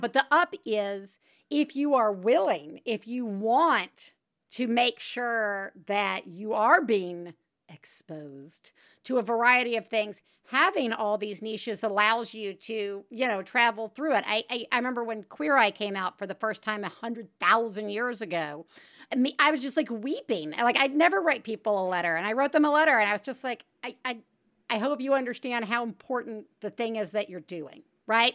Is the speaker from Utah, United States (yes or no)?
no; Tuscaloosa, Alabama, United States; We grew up in Tuscaloosa, Alabama